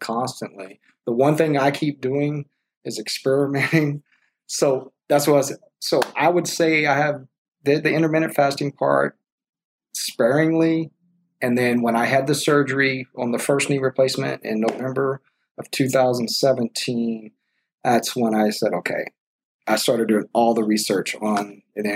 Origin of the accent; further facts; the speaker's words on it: Texas, United States; We're from Texas